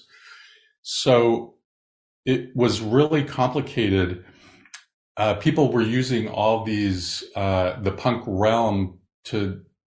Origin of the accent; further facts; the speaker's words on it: Southern California, United States; growing up in Southern California